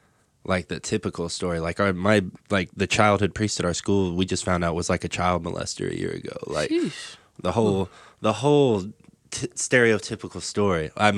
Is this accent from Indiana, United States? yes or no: yes; Indianapolis, Indiana, United States; East side of Indianapolis.